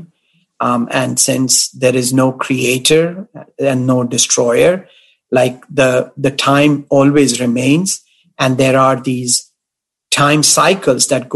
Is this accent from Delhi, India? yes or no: yes; Delhi, India; my home in Delhi